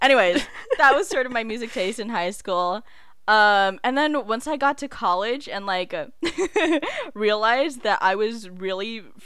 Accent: United States; also born or lived in Philippines (ancestry); we're American

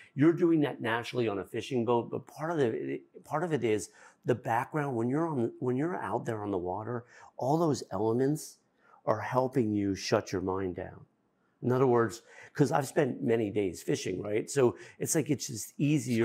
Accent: Fairfield County, Connecticut, United States; I'm from Fairfield County, Connecticut, where it's so intense

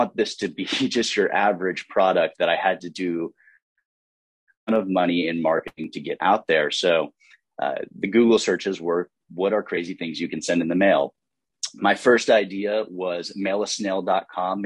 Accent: Fort Worth, Texas, United States; I grew up in Fort Worth, Texas

